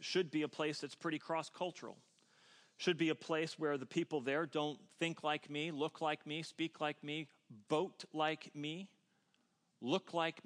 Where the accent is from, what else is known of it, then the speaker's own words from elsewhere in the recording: New Jersey, United States; now in Bucks County, Pennsylvania, United States; I'm from New Jersey. South Jersey, though. South Jersey.